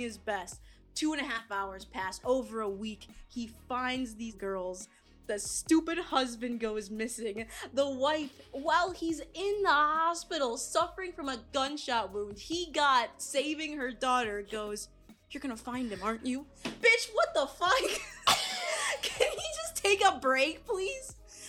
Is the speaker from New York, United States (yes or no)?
no; Michigan, United States; we're from Michigan